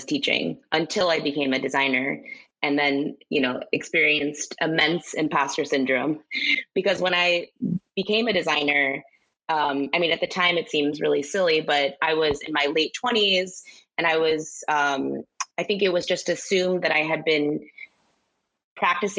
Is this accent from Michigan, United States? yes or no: no; Chicago, Illinois, United States; Growing up in Chicago, there's a huge Spanish-speaking community there